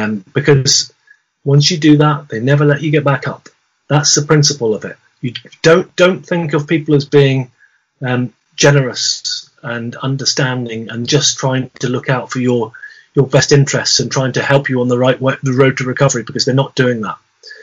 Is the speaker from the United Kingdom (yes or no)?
yes; South West England, United Kingdom; coming right back to the beginning of our conversation about amoebics growing up in Devon